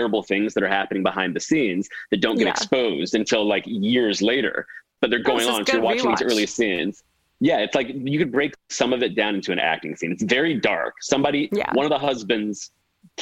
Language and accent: English; the South, United States; I'm from the South